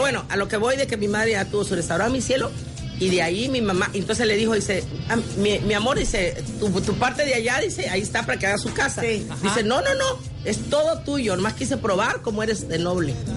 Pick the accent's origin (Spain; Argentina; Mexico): Mexico; Guerrero; yo soy su cocinera de Guerrero